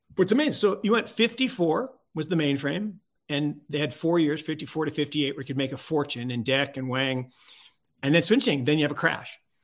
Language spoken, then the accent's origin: English; Seattle, Washington, United States; I grew up on the left coast. I grew up in Seattle